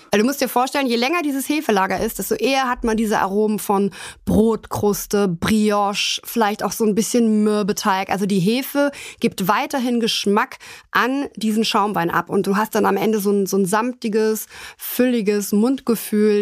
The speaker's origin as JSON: {"language": "German", "country": "Germany", "said": "bei uns in Deutschland kennt man natürlich vornehmlich die Sektflöten"}